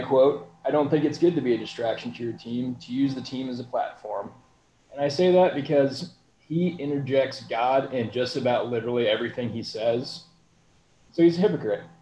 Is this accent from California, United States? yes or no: no; Louisville, Kentucky, United States; moved away; I was from Louisville, Kentucky. Still got family there.